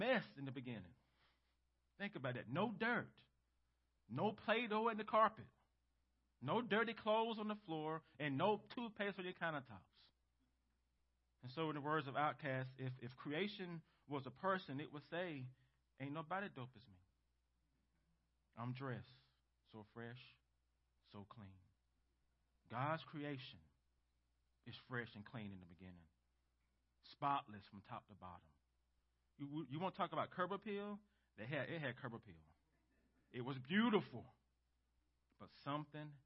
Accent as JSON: {"language": "English", "country": "United States", "said": "us as American Christians"}